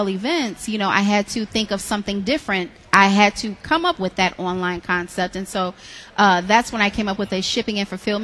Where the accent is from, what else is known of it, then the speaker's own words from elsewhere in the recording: Detroit, Michigan, United States; I'm born and raised in Detroit